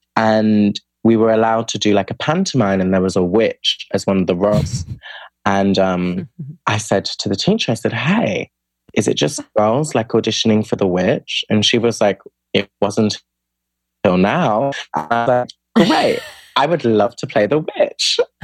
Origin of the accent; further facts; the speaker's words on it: United Kingdom; I'm from the UK, from the accent. Um, and I grew up outside of London in a smaller city, but in the suburbs of the city